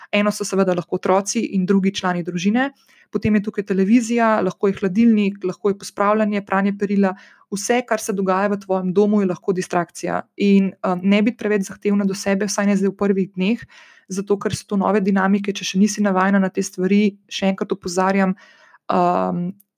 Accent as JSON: {"language": "Slovenian", "country": "Slovenia", "said": "Slovenci smo se in slovenke smo se izkazali nedolgo nazaj za blazno solidarne"}